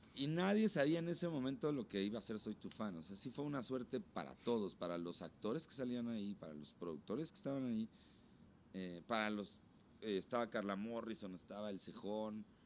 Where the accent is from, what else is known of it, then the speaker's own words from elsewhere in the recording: Huixquilucan, State of Mexico, Mexico; de ahí de donde yo soy, me doy un tete a tete con María Daniela, güey, que también es de por allá